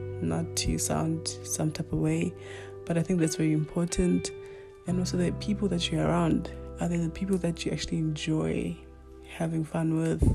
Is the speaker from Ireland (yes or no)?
no; Limpopo, South Africa; first language Northern Sotho (Pedi); English is a second language; now in Johannesburg, South Africa; I was born in Limpopo. My language, or my culture, is Bedi.